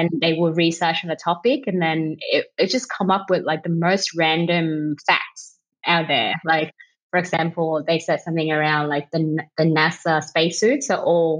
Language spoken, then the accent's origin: English; Vietnam; English is a second language; moved away as an adult; now in Australia